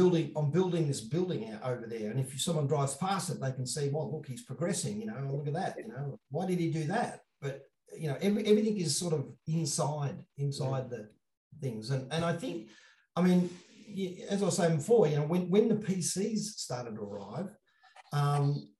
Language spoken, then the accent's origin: English; Australia; I'm from Australia